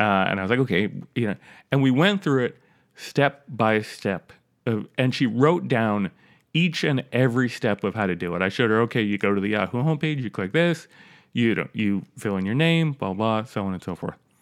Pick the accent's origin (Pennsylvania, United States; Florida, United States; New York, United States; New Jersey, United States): New York, United States; I'm from New York